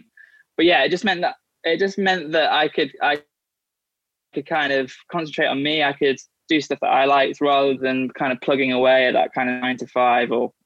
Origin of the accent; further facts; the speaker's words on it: United Kingdom; moved away as an adult; also born or lived in Liverpool / London; I grew up on the North Wales, England border